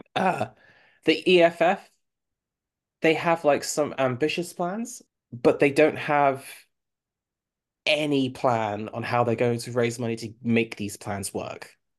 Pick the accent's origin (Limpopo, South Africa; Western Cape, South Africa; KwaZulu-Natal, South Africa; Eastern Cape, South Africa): Western Cape, South Africa; Cape Town; I was born in Cape Town